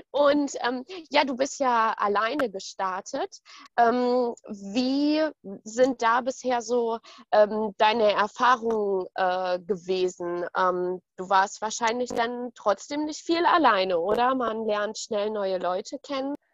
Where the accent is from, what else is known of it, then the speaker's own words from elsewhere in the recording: North Rhine-Westphalia, Germany; Ich komme auch aus NRW